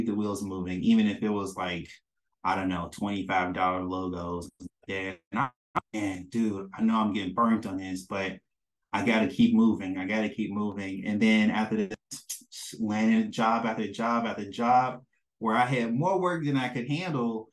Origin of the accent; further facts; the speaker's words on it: Mississippi, United States; now in Maryland, United States; I'm a man from Mississippi